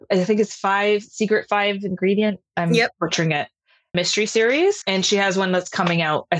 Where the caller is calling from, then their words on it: Toronto, Ontario, Canada; I'm coming from Toronto, Canada.